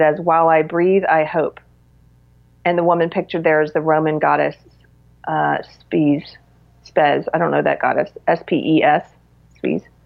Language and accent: English; South Carolina, United States; moved away; I'm from South Carolina originally